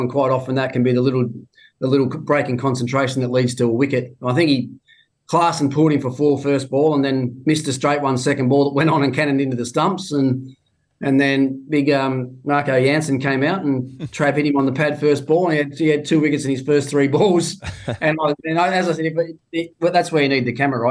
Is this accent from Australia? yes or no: yes; Tasmania, Australia; moved away; even in my home state, I go down to Tassie